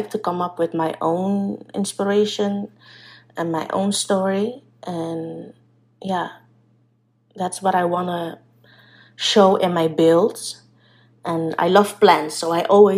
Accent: Curaçao; now in Netherlands; I'm an island girl, I'm originally from Curaçao

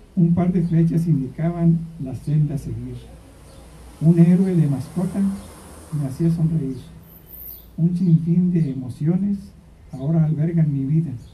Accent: Mexico; nuestra comida mexicana

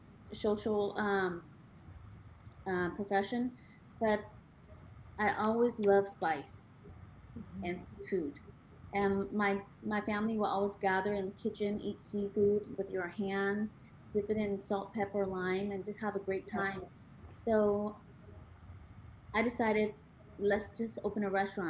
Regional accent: Sacramento, California, United States; I grew up in Sacramento

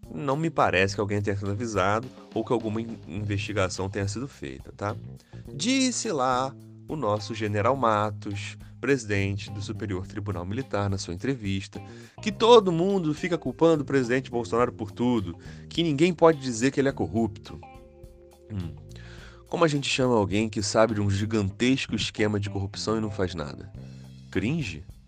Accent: Rio de Janeiro, Brazil; eu sou carioca

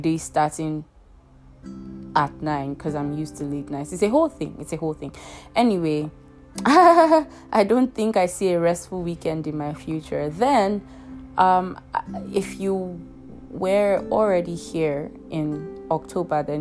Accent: Nigeria; in Nigeria, there's this thing we do called NYSC.

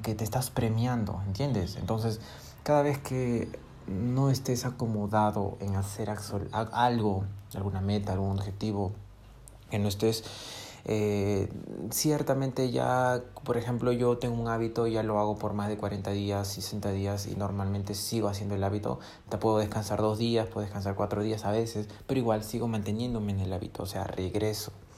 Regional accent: Peru; yo soy de Perú

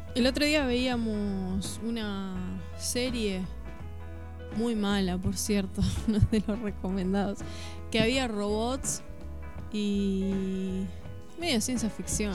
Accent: Mercedes, Buenos Aires Province, Argentina; now in Suipacha, Argentina; yo que soy de Mercedes

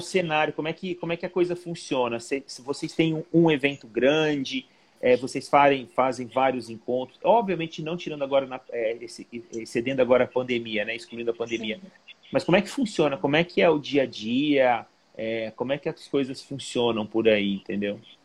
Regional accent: Ribeirão Preto, São Paulo, Brazil; eu sou de Ribeirão Preto

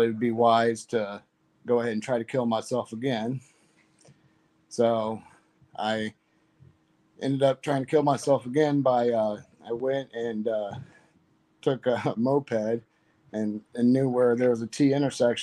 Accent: Green Valley, Illinois, United States; I'm from originally I grew up in Green Valley, Illinois, a little small farming town

